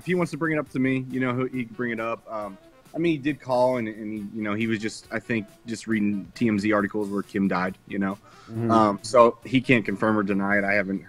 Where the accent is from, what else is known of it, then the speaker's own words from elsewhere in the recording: Pittsburgh, Pennsylvania, United States; growing up in Pittsburgh